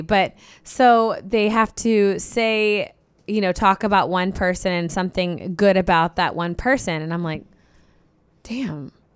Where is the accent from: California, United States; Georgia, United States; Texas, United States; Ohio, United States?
Ohio, United States; Cincinnati; I grew up in Cincinnati